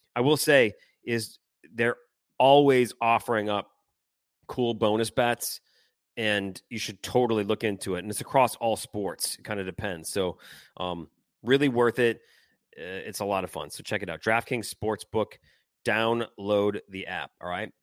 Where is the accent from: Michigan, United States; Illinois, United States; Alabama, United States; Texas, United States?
Michigan, United States; Detroit; now in New Orleans, United States; hockey memories for me growing up in Detroit